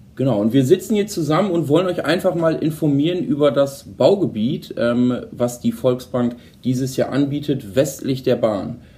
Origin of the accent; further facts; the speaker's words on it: Holdorf, Lower Saxony, Germany; ich komme ja zum Beispiel aus Holdorf